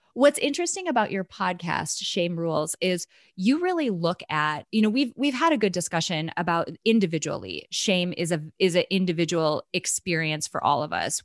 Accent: North Dakota, United States; moved away; also born or lived in Nebraska; I'm from North Dakota

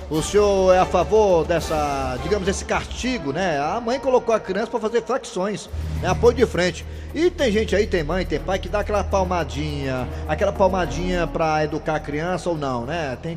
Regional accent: Ceará, Brazil; Eu sou cearense, eu moro aqui há 12 anos.

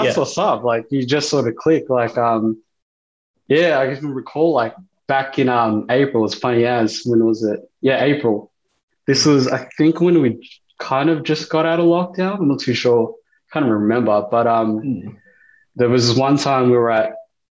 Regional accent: Melbourne, Victoria, Australia; we're from the West Side.

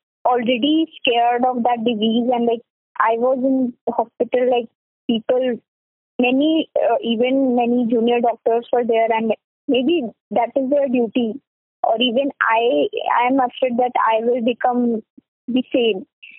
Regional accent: Varanasi, Uttar Pradesh, India; now in Delhi, India; I am like from Varanasi, but I am like right now I am living in Delhi.

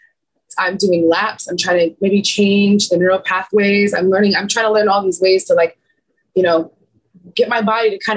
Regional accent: United States; I'm an American tourist

